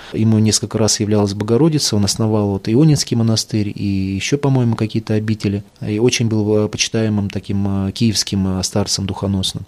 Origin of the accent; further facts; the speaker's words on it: Moscow, Russia; я из Москвы, русский